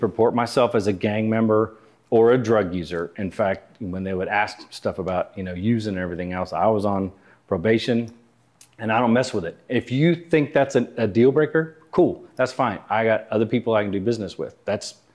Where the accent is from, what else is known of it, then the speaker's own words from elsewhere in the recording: Houston, Texas, United States; moved away as an adult; I grew up in Houston